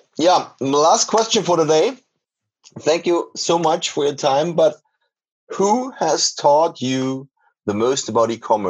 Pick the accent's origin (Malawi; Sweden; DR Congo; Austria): Austria; we are from Austria while you're from the US.